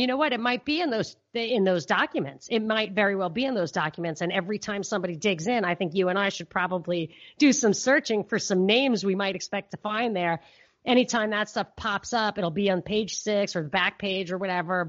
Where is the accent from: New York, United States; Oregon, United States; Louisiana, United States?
New York, United States; because growing up in New York, in that environment where people talk and acted like that back in the day